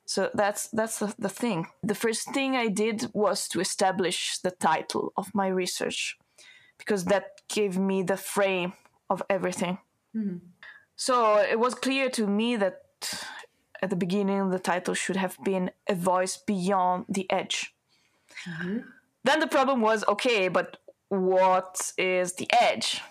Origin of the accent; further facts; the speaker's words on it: Italy; English is a second language; moved away as an adult; now in Malmö, Sweden; students from the conservatory in my hometown